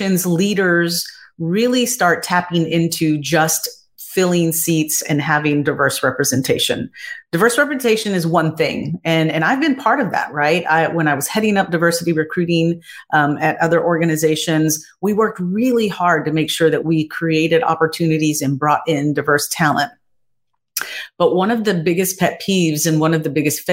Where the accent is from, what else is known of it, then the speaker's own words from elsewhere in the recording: Texas, United States; my family definitely are descendants of Native Americans growing up in Texas